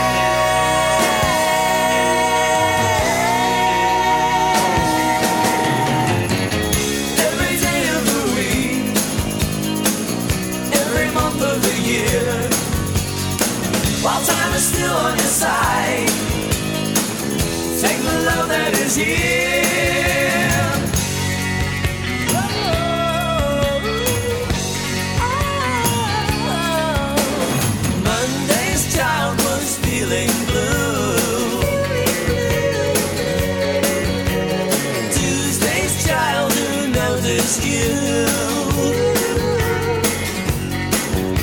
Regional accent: Nashville, Tennessee, United States; moving to my hometown, Nashville, Tennessee

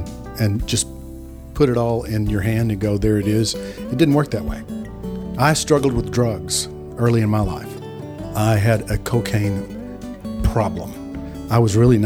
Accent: Texas, United States; I'm a redneck from Texas

